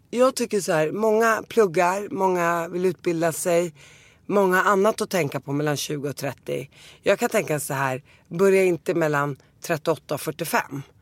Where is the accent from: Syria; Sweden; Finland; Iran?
Syria; Damascus, Damascus Governorate; born there; Men jag är ju född i Damaskus och jag åkte dit varje sommar så jag känner mig mer syrisk